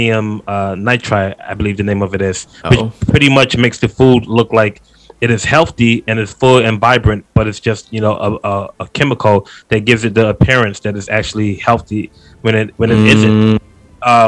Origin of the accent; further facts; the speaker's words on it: United States; we are Americans